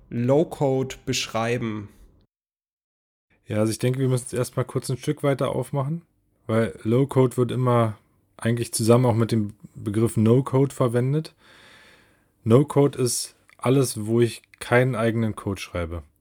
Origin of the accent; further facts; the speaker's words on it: Berlin, Germany; Ja, ich komme aus Berlin. Ich bin 38 Jahre alt